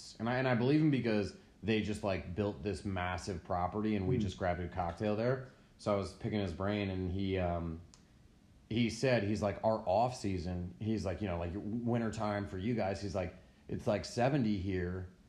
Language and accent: English; United States; dude, like I grew up on Long Island Sound. Like, trust me, like if the beach is white beach and the water's clear, like, you know, Long Island Sound ain't pretty.